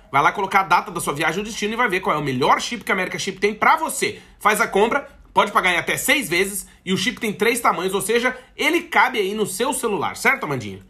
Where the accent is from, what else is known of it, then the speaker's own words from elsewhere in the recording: Brazil; moved away as an adult; a gente como brasileiro